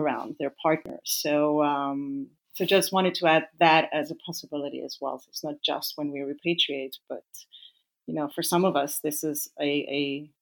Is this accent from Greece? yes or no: yes; Greece; moved away as an adult; also born or lived in Africa / Vienna, Austria; now in Zurich, Switzerland; I was born in Africa, but I'm of Greek parents. So I grew up in Greece after the age of 4